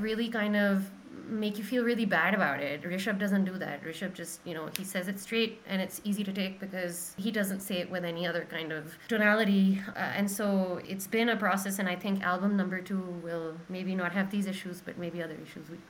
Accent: Pakistan; also born or lived in Malaysia; I'm still Pakistani

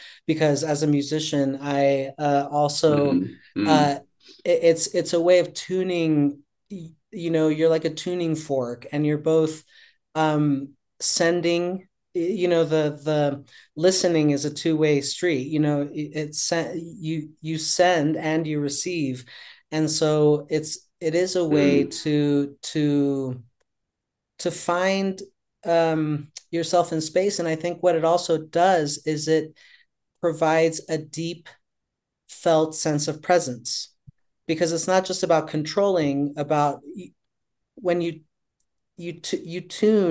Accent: Colombia; now in New York City, United States; I grew up in Colombia during the 80s and 90s

